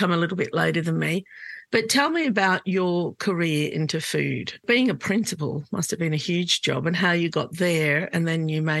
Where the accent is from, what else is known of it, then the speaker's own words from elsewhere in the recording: Sydney, New South Wales, Australia; we grew up in Glebe, and lots of, you know, housing commission houses and homes, but very few migrants.